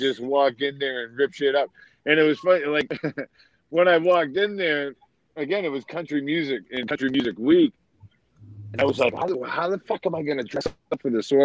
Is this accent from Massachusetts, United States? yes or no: yes; Quincy, Massachusetts, United States; accent: New England; now in Florida, United States; I was born and raised in Quincy, Massachusetts, and live in Florida